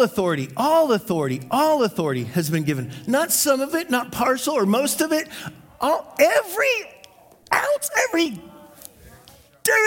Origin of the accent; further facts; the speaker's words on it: United States; I was from America